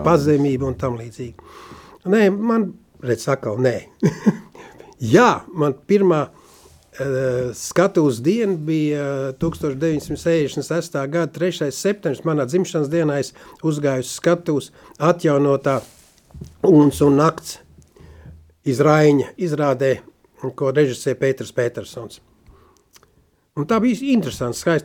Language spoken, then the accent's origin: Latvian; Sigulda, Latvia; also born or lived in Gaujiena; es piedzimu, ka 49. gadā Siguldā